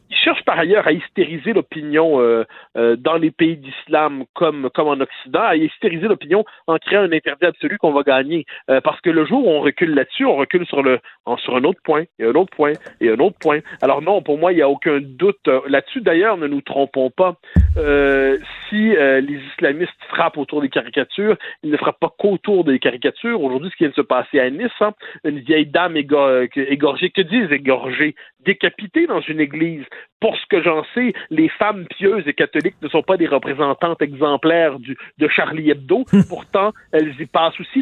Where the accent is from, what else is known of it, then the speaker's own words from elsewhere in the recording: Quebec, Canada; quand on est québécois